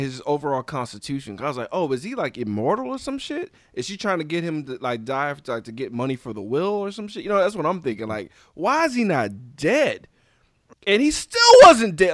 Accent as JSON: {"language": "English", "region": "Louisiana", "country": "United States", "tie": "born or raised there", "said": "Louisiana. That's my home state"}